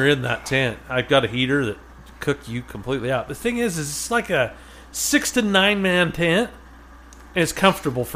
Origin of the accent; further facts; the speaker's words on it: Utah, United States; I'm from Utah